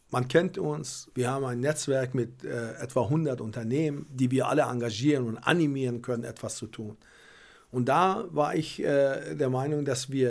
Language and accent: German; Berlin, Germany; Aber wir als Berliner, und ich versuche das auch und unser Verein tut das, dass wir nicht nur immer an uns denken, sondern ein bisschen größer denken.